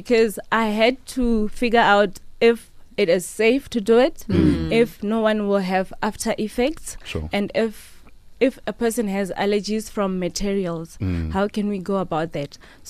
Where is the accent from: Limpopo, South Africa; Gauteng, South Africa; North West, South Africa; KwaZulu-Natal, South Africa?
Limpopo, South Africa; Polokwane; I was born and raised in Tendo Block F